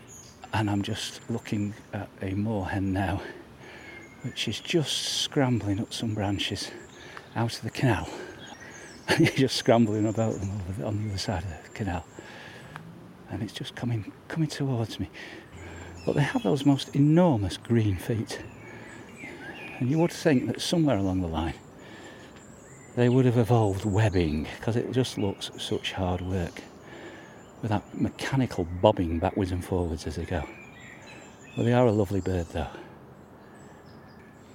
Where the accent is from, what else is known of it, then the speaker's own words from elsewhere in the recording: New Mills, East Midlands, United Kingdom; my hometown of New Mills.